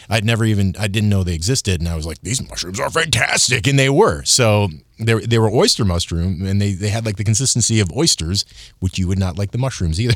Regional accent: Michigan, United States; I'm from Michigan

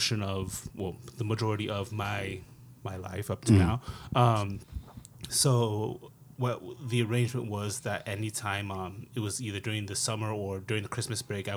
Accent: Phoenix, Arizona, United States; moved away as an adult; now in New York, United States; growing up in Phoenix

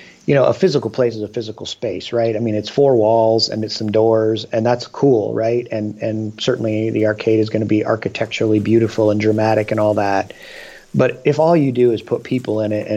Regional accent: Michigan, United States; now in Dayton, United States; I was born in Michigan

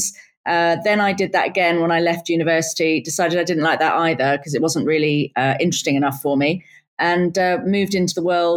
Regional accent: United Kingdom; I was born and raised just outside of London

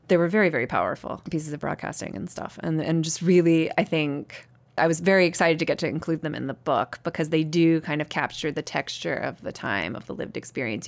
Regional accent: the South, United States; a girl who's growing up in the South and in very conservative religious communities

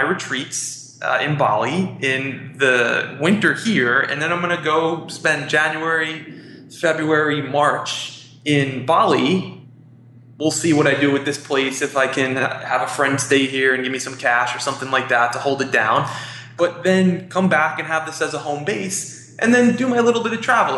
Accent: New York City, New York, United States; I'm from Queens, and I love New York. I was born here, I was raised here

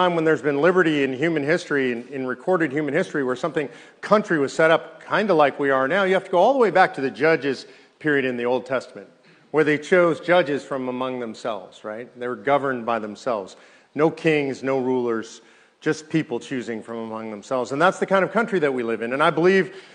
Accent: California, United States; now in Texas, United States; I grew up in California.

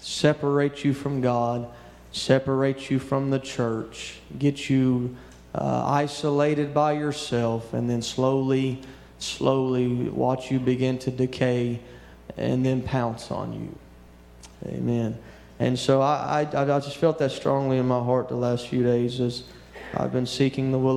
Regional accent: Louisiana, United States; moved away; also born or lived in West Texas; I grew up in Louisiana

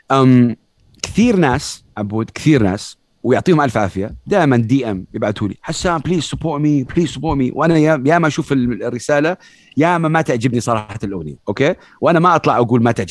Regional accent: Saudi Arabia; ربيت في السعوديه تعلمت ثقافه الهيب هوب شويه ليت 2007

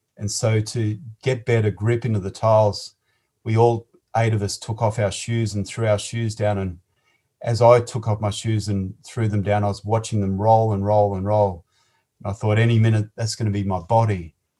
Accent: Sydney, New South Wales, Australia; I was born in Liverpool, in Sydney, on the 13th

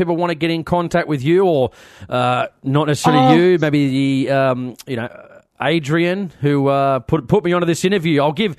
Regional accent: New South Wales, Australia; I'm from New South Wales.

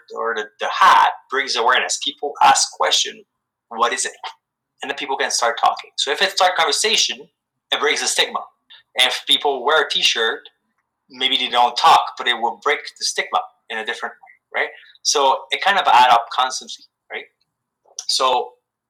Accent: Canada; I'm extremely proud of being Canadian

